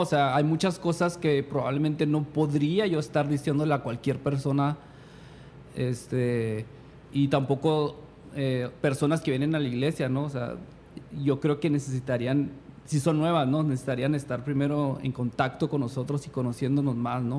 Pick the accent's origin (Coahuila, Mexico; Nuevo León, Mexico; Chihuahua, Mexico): Chihuahua, Mexico; moved away as an adult; also born or lived in California, United States; Los dos somos de Chihuahua